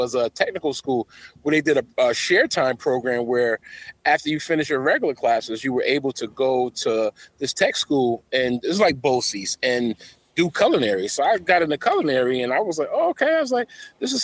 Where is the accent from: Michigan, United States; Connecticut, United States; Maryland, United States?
Connecticut, United States; Bridgeport; I grew up in Bridgeport, Connecticut, so that's a melting pot.